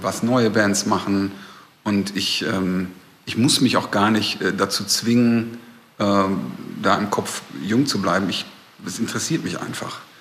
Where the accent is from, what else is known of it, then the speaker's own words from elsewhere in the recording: Recklinghausen, North Rhine-Westphalia, Germany; moved away as an adult; also born or lived in Bochum; now in Berlin, Germany; Da geboren und da habe ich auch sehr viele Jahre bis zum Studium gelebt